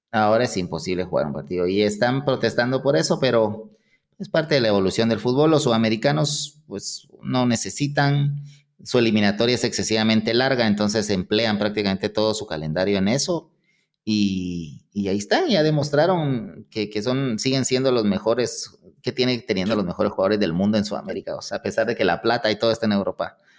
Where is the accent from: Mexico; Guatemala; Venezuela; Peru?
Guatemala; yo soy un poquito más, o sea, ilusionado y todo, como guatemalteco